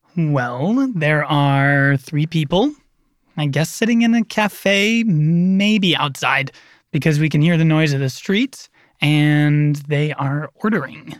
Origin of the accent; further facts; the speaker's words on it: United States; I am American